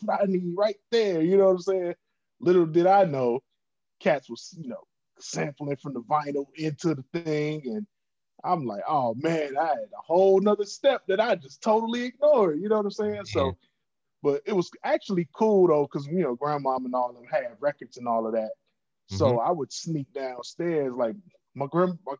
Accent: Chicago, Illinois, United States; I'm from the South Side of Chicago

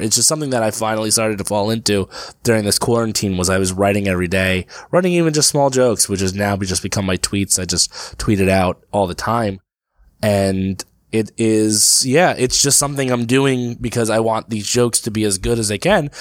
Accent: Brick, New Jersey, United States; also born or lived in Passaic, New Jersey / Lyndhurst, New Jersey; my hometown of Brick

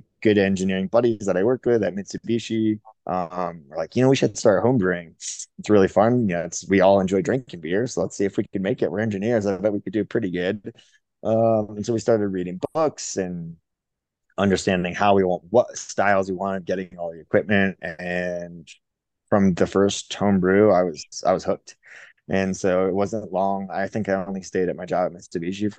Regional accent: Florida, United States; also born or lived in Fort Collins, Colorado; now in Jackson, United States; I grew up surprisingly in Florida

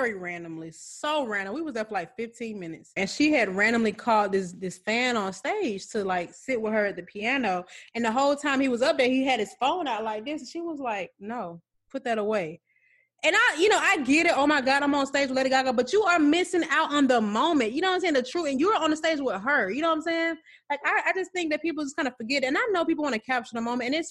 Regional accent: Atlanta, Georgia, United States; I'm from Atlanta

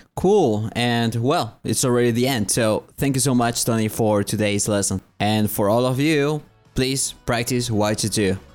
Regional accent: Paraguay; English is a second language; here in my country, in Paraguay

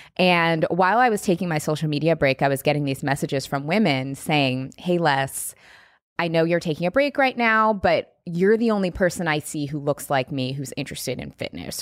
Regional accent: Seattle, Washington, United States; moved away as an adult; now in Los Angeles, United States; I grew up in Seattle

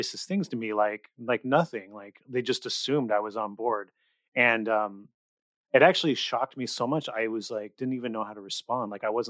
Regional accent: California, United States; also born or lived in Las Vegas; growing up in California

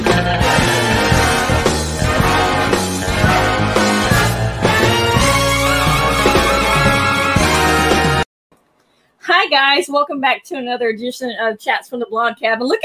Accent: Richlands, North Carolina, United States; James and I grew up in a small town called Richlands, North Carolina

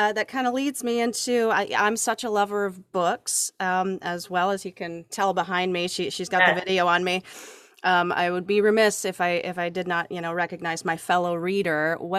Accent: Pacific Northwest, United States; also born or lived in Tacoma, Washington / Puyallup, Washington / Renton, Washington; now in Louisiana, United States; That's where I hail from. I'm from the Pacific Northwest.

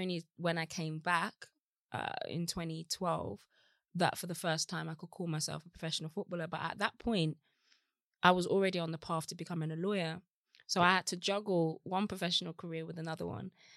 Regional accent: Birmingham, West Midlands, United Kingdom; moved away as an adult; also born or lived in Los Angeles; now in London, United Kingdom; I had a great childhood in Birmingham

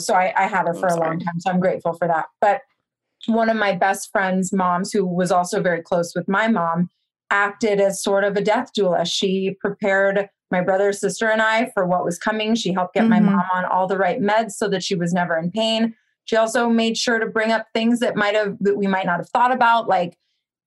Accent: Cupertino, California, United States; I grew up in Cupertino, which is the home of the Apple computers

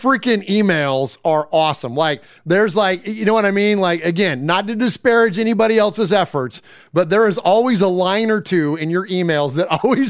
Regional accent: Bay Area, California, United States; moved away; even though I'm Italian, like, you know, growing up in the Bay Area

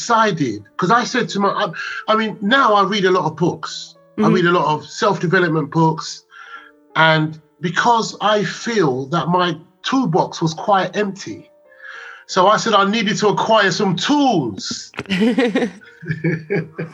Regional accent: London, United Kingdom; I'm a Londoner

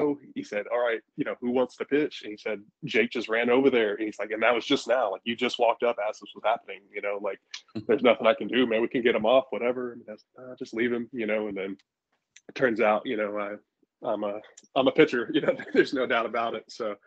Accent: South Texas, United States; Grew up South Texas and born and raised about 3 hours from Houston

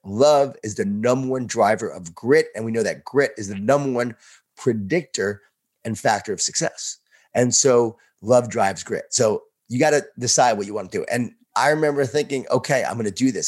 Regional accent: Long Island, New York, United States; born or raised there

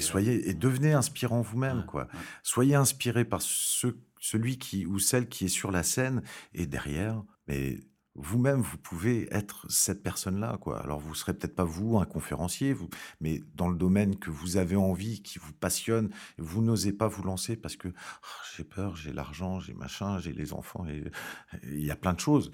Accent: France; Je suis français

